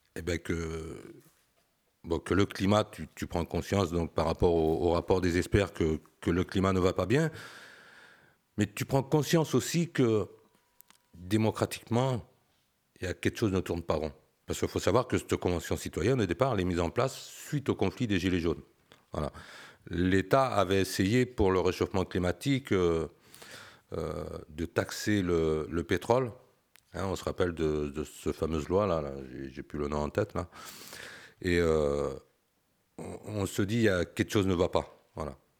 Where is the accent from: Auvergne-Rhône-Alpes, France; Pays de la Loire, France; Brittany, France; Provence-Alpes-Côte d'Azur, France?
Pays de la Loire, France; Saint-Barthélemy-d'Anjou; je connais la valeur de la terre pour l'avoir travaillée étant jeune, parce que je suis originaire euh, d'Angers, bah, d'un petit village, Saint-Barthélemy d'Anjou